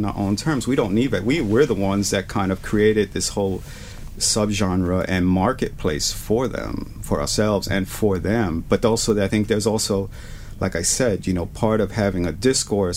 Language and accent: English; New York City, New York, United States; I'm this kid from the South Bronx or Spanish Harlem